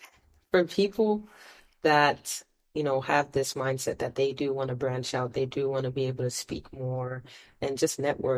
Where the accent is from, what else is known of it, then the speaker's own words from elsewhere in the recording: Ghana; As a Ghanaian